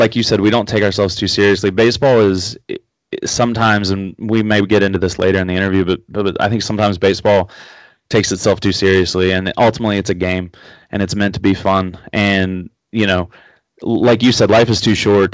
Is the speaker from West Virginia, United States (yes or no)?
yes; Huntington, West Virginia, United States; also born or lived in Florida; I grew up here in Huntington, West Virginia